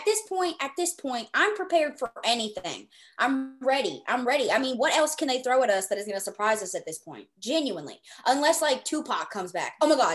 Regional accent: the South, United States; I'm from the South.

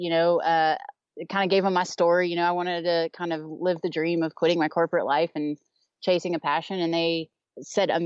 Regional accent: Texas, United States; now in Eden, Utah, United States; I'm originally from Texas

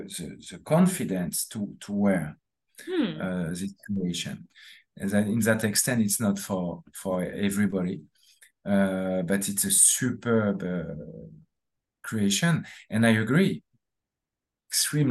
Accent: France; accent: French; English is a second language; That's my French accent.

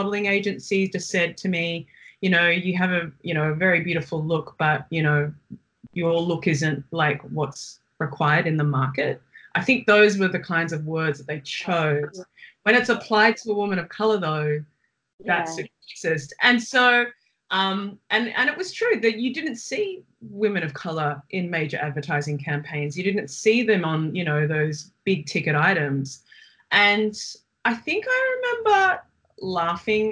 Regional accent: Melbourne, Victoria, Australia; I saw myself more as a Chinese woman growing up or a Chinese girl growing up in Melbourne

